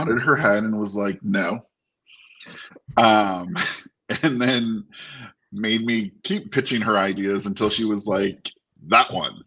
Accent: Maine, United States; I'm from Maine

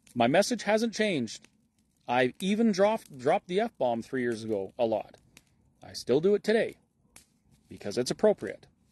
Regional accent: Alberta, Canada; as a Canadian and as an Albertan

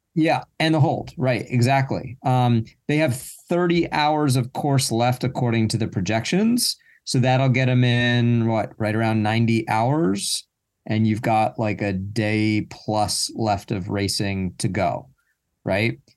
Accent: United States; as an American

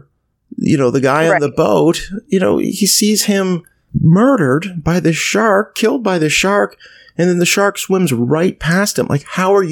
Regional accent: East Coast of Canada, Atlantic Canada, Canada; growing up in Canada, I grew up on the East Coast

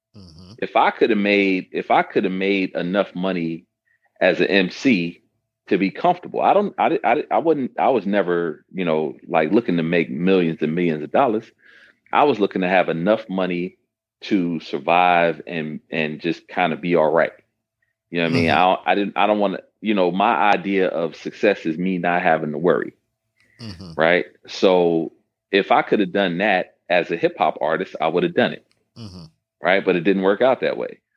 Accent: Detroit, Michigan, United States; I was raised in Detroit

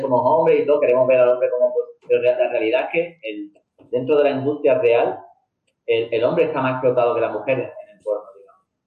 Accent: Andalusia, Spain; como español, sino como andaluz. Que, eh, como somos sureños, no sé, como somos de Andalucía

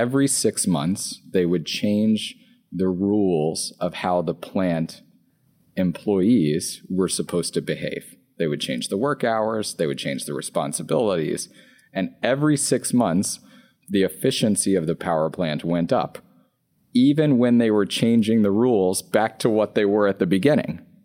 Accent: Louisiana, United States; I'm from Louisiana. So I grew up on McDonald's and Taco Bell

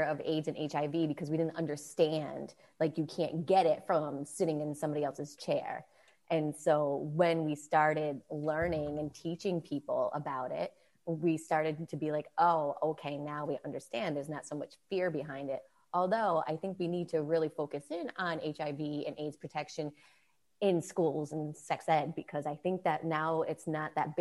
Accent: East Coast, United States; I was from the East Coast where it's very liberal

